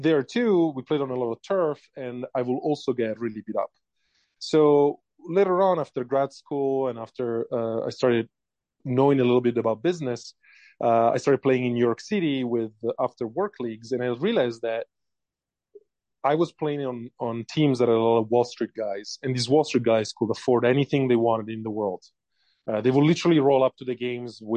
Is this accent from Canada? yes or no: no; Italy; English is a second language; moved away as an adult; now in United States; as you can maybe able to tell from my accent, I was born and raised in Italy